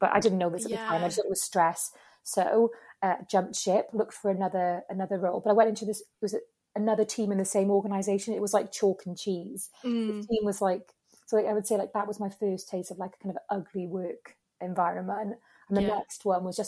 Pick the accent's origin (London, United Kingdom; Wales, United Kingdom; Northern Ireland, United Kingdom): Wales, United Kingdom; moved away as an adult; also born or lived in Spain; I'm Welsh as well